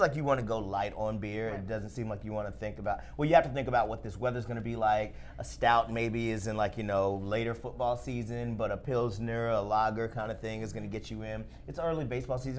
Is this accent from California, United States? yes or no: no; Alabama, United States; also born or lived in Tennessee; I'm from Alabama, uh, right. uh, also kind of Tennessee as well